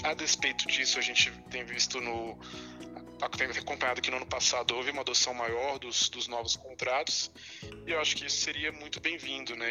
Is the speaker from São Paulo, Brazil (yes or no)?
no; Brasília, Federal District, Brazil; eu sou, sou brasiliense